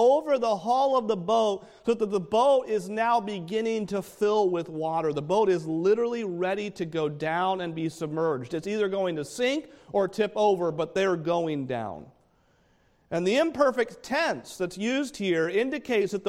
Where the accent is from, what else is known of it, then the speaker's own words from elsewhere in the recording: New Hampshire, United States; I'm from New Hampshire. We have a mountain that they like to say is the world's worst weather, Mount Washington